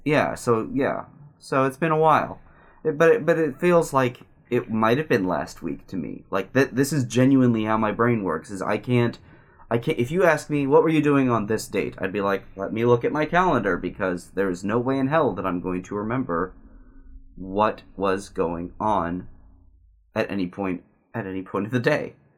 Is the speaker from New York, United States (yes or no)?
no; Southern California, United States; also born or lived in Simi Valley, California; growing up in Southern California